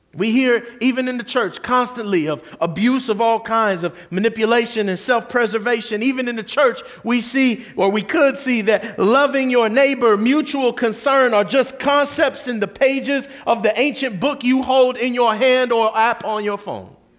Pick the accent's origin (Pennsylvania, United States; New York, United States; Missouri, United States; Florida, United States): Florida, United States; Kissimmee; the very street I grew up on in South Kissimmee